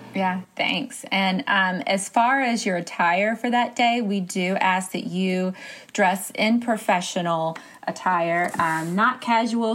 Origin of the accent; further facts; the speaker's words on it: Alabama, United States; I'm from Alabama